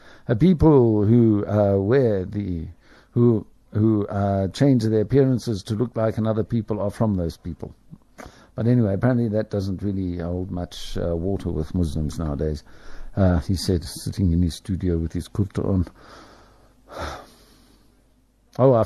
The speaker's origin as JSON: {"language": "English", "country": "South Africa", "said": "I'm a South African."}